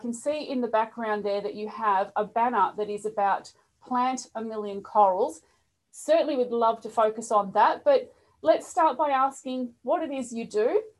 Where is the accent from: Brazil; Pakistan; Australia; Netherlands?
Australia; Melbourne, Victoria; I'm from Melbourne, Australia